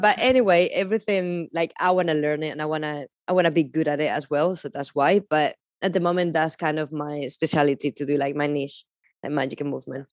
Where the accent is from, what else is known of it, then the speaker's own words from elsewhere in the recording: Palencia, Castile and León, Spain; English is a second language; moved away as an adult; also born or lived in London; I'm from Palencia, and it's very small city.